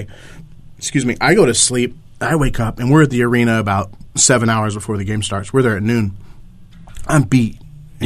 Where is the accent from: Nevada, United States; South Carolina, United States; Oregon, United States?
Oregon, United States; Portland; I grew up in Portland